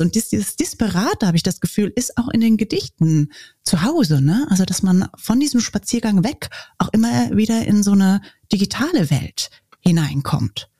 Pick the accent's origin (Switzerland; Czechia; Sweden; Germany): Germany; ich als Deutsche